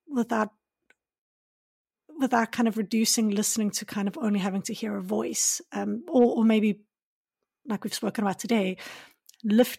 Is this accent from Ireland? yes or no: no; South Africa; I grew up in South Africa, but my Afrikaans is not good enough